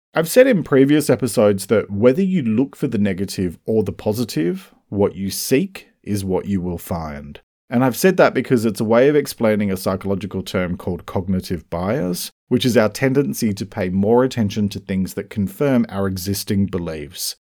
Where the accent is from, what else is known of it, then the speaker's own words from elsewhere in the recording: Australia; I'm an Australian writer and speaker